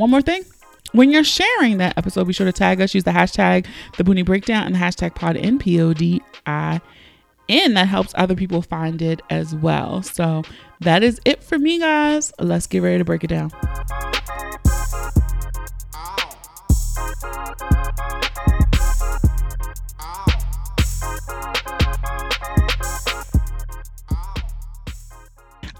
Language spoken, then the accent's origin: English; Baltimore, Maryland, United States; accent: Philly/Baltimore; I'm from Baltimore.